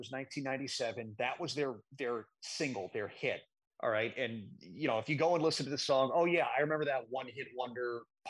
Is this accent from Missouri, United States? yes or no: yes; St. Louis, Missouri, United States; my hometown of St. Louis